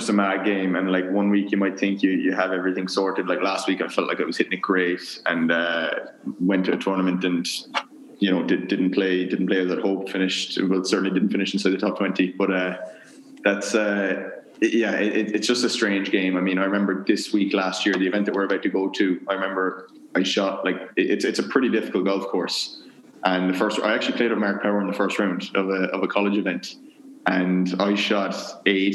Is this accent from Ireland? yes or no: yes; Kinsale, Ireland; moved away as an adult; also born or lived in Maynooth / Louisville; growing up in Ireland.